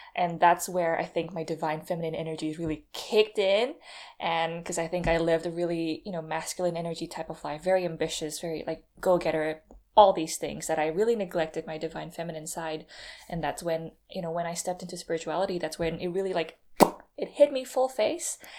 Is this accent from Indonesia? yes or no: yes; Indonesia; I'm not from America, by the way. I'm, I'm Indonesian